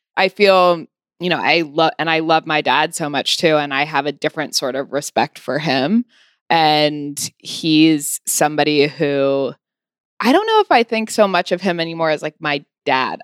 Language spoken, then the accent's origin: English; California, United States; moved away as an adult; also born or lived in Los Angeles / Santa Barbara; now in New York, United States; I was born in L